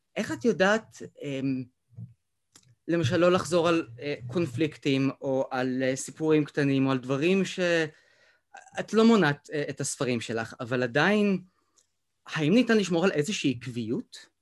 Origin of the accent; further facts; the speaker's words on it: Beersheba, Southern District, Israel; אני במקום מבאר שבע